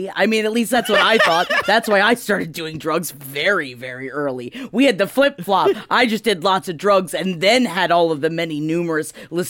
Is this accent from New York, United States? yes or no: yes; New York City, New York, United States; we grew up in Queens